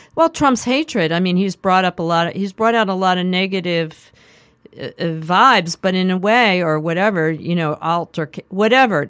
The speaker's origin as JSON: {"language": "English", "town": "Philadelphia", "region": "Pennsylvania", "country": "United States", "tie": "born or raised there", "also_born_or_lived": "Manhattan, New York", "said": "we moved to the suburbs"}